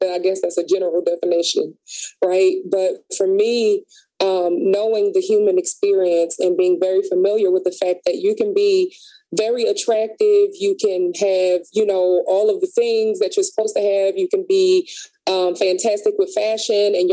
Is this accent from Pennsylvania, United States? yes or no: yes; Philadelphia, Pennsylvania, United States; I grew up in North Philly